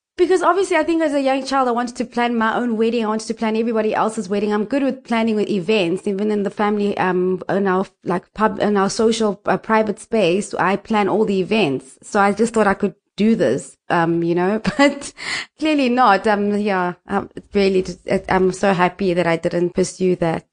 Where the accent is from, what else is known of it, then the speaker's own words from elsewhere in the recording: Nelspruit, Mpumalanga, South Africa; I was born in Mpumalanga, um, in a, the capital city called Nelspruit